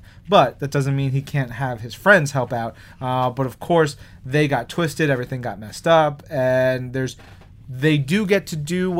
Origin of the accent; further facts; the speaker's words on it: New York City, New York, United States; as a New Yorker